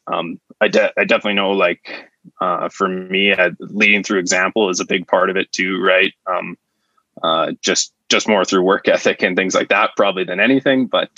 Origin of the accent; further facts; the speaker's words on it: Estevan, Saskatchewan, Canada; I'm originally from Estevan, Saskatchewan, um, which is kind of a small city with lots of industry.